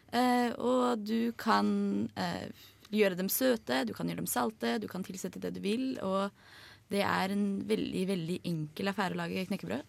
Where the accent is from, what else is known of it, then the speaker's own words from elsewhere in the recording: Oslo, Norway; jeg kommer fra Oslo